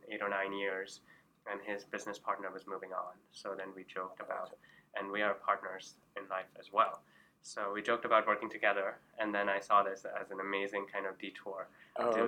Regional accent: Karachi, Sindh, Pakistan; moved away; I grew up in Karachi, Pakistan, and we traveled a lot.

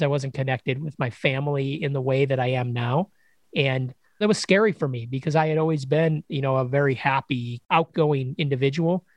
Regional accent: Chicago, Illinois, United States; moved away as an adult; I grew up in Chicago, Illinois.

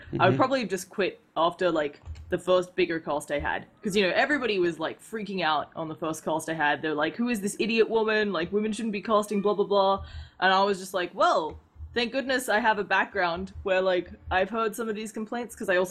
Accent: Adelaide, South Australia, Australia; now in Seattle, United States; I grew up in this, it's a capital city, but it's a pretty small town called Adelaide. It's the capital of South Australia.

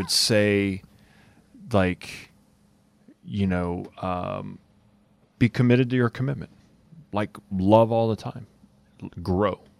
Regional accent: Lafayette, Louisiana, United States; I'm from Lafayette, so, Louisiana.

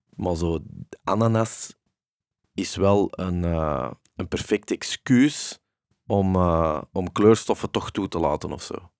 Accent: Antwerp, Flanders, Belgium; de braderij in Deurne, hè, want dat is waar ik ben opgegroeid

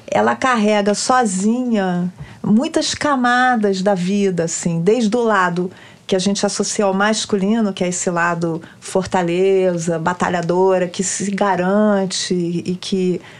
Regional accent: Brazil; eu cresci no Brasil, né, e ah, moro no Brasil

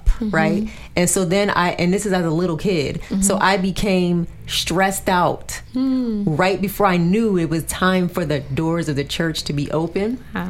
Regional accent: New Jersey, United States; I only went to church when I was real young, I'm from Jersey, only when I went to Virginia in the summer times.

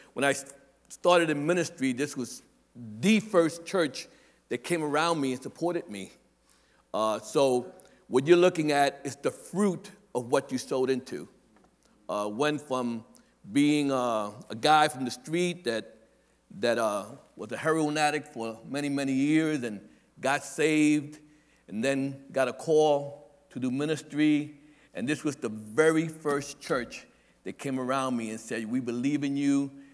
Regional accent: New York City, New York, United States; also born or lived in Staten Island; I'm a Brooklyn boy. I live in Staten Island, but I'm not from Staten Island. I'm from Brooklyn

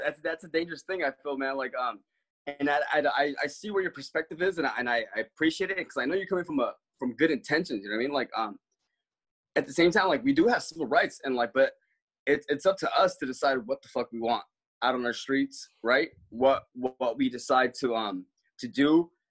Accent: Hawaii, United States; I grew up in Hawaii.

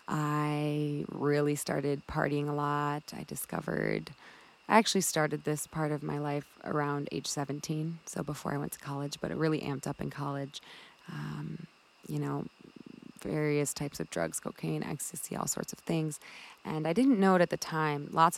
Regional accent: Milwaukee, Wisconsin, United States; moved away as an adult; also born or lived in Colorado; eventually I moved from Wisconsin, where I was born, to Colorado.

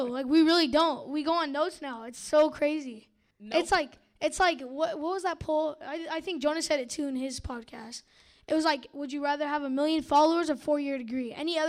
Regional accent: Fremont, California, United States; I'm from Fremont, California.

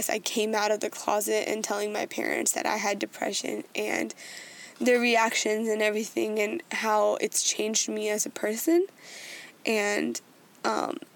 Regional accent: India; Being Indian and being the kind of person I am, I always want to do my level best.

